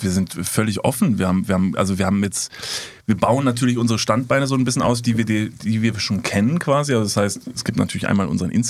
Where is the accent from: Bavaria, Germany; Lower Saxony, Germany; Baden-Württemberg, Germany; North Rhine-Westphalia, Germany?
North Rhine-Westphalia, Germany; Cologne; Als gebürtiger Kölner, der ich ja bin